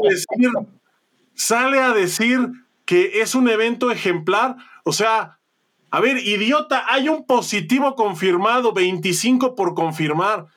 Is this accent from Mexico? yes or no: yes; Mexico; yo soy mexicano